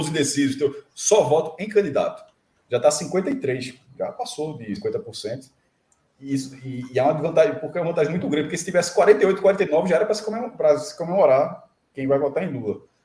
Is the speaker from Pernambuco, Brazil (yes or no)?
yes; Olinda, Pernambuco, Brazil; na minha infância, em, em Olinda